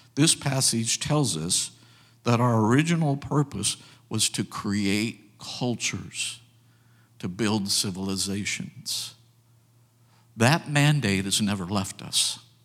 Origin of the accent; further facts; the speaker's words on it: United States; we as American people